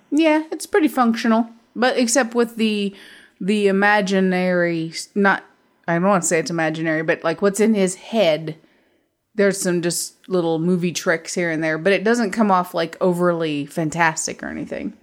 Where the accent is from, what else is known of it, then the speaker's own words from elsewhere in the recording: United States; I'm American